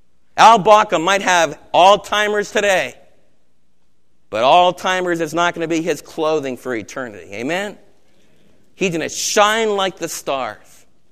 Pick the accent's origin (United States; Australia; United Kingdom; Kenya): United States; as American believers